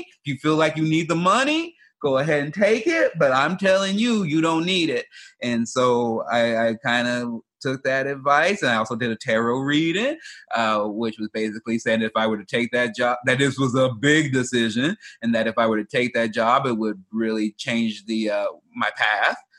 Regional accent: Chicago, Illinois, United States; moved away; also born or lived in Oregon; I grew up in South Side of Chicago and moved to Oregon

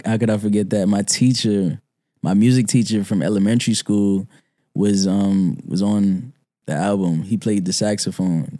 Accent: New York City, New York, United States; I'm from Brooklyn, uh, Clinton Hill, Fort Greene

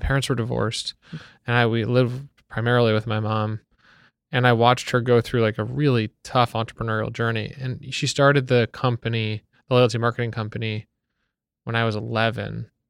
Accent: Wellesley, Massachusetts, United States; born or raised there; moved away as an adult; now in New York, United States

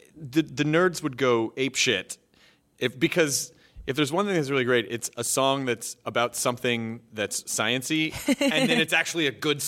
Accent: the South, United States; Because I'm from the South. I already told you that.

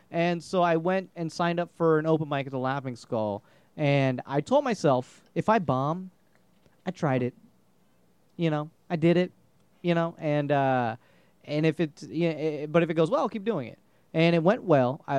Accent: India; I'm Indian, so you know

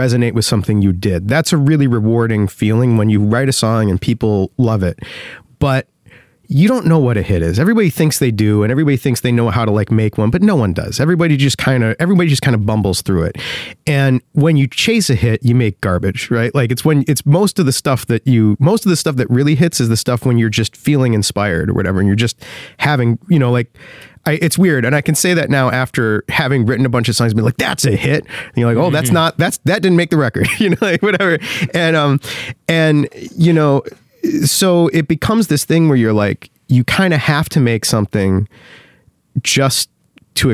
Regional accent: Chicago, Illinois, United States; growing up in Chicago

